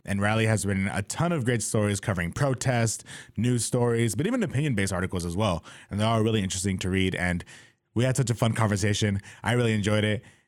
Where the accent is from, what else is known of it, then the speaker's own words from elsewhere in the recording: California, United States; now in Corvallis, United States; I'm from California